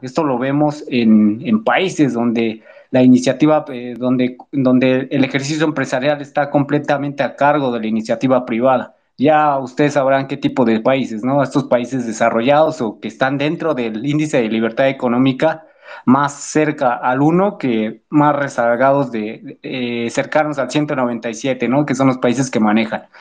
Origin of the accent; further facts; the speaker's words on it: Mexico; nosotros hacer como mexicanos ante una problemática que nos atañe mucho aquí en el país